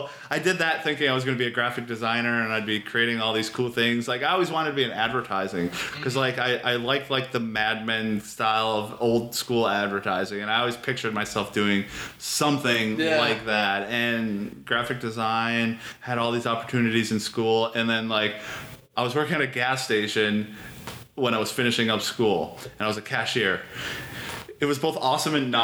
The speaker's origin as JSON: {"language": "English", "region": "Michigan", "country": "United States", "tie": "born or raised there", "also_born_or_lived": "Kenosha, Wisconsin", "moved": "as an adult", "said": "I grew up in Michigan"}